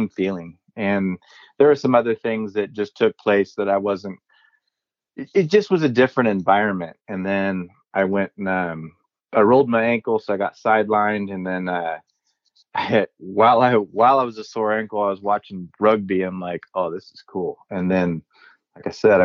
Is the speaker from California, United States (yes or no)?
yes; Loomis, California, United States; also born or lived in Sacramento, California / Reno, Nevada; I was born actually in Sacramento, California. Basically spent my entire life in Northern California